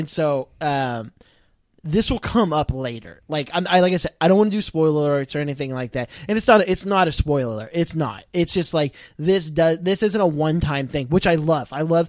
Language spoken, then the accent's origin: English; Ireland; this is kind of a fun one for me being Irish, right?